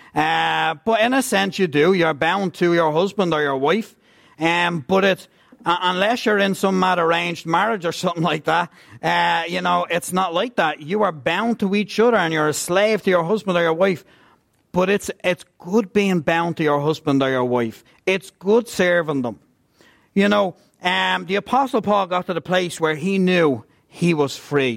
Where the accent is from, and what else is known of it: Ireland; also born or lived in Scotland